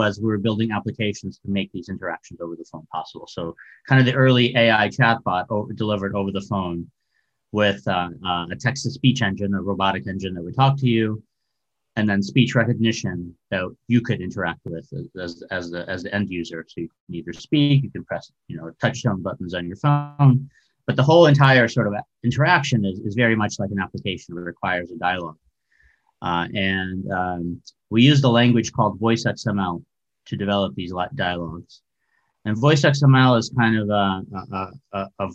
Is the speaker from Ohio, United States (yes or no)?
no; Chicago, Illinois, United States; moved away as an adult; also born or lived in former Soviet Union / Urbana-Champaign, Illinois; now in San Francisco, United States; I grew up in Chicago after actually immigrating from the former Soviet Union, which is no longer around